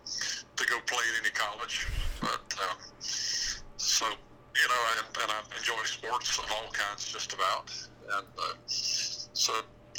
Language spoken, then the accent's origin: English; Palatka, Florida, United States; I am from Palatka, Florida, born and raised in Palatka